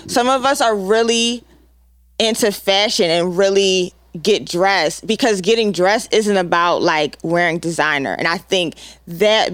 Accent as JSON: {"language": "English", "town": "Philadelphia", "region": "Pennsylvania", "country": "United States", "said": "I'm from Philly"}